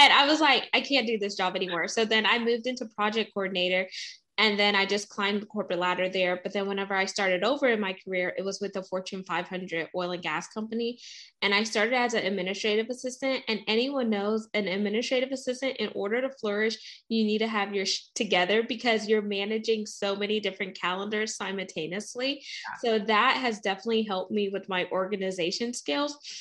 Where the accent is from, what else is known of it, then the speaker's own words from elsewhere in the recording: the South, Texas, United States; I'm from us from the South. Like I live in Texas